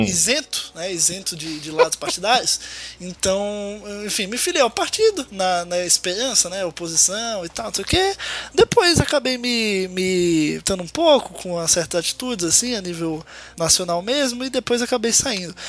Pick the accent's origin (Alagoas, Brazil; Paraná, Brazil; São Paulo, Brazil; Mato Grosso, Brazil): Alagoas, Brazil; Maceió; nasci e moro em Maceió, Alagoas, no Nordeste